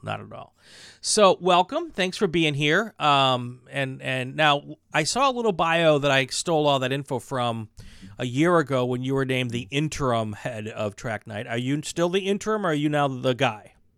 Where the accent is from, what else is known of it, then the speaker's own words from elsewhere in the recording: Wisconsin, United States; now in California, United States; I'm from Wisconsin